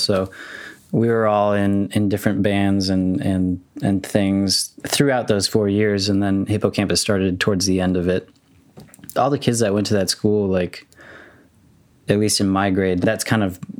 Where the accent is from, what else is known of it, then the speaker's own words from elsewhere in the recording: Arizona, United States; born there; also born or lived in Minnesota / Houston, Texas; Kind of all over. I was born in Arizona.